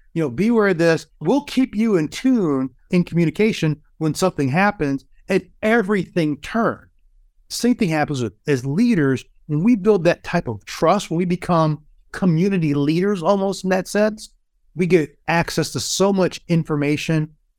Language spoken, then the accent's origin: English; Kalamazoo, Michigan, United States; In my hometown of Kalamazoo, Michigan